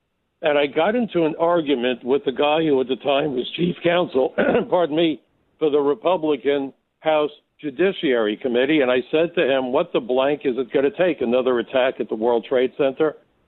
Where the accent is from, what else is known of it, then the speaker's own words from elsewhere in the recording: New York City, New York, United States; And I'm a New Yorker. I'm a Brooklyn kid. I grew up learning how to defend myself in schoolyard fist fights and so forth.